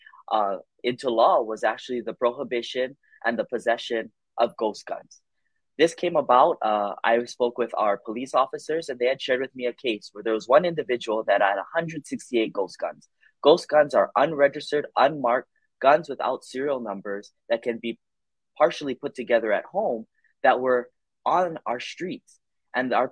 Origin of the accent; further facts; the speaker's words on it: Kailua, Hawaii, United States; I'm born and raised in Kailua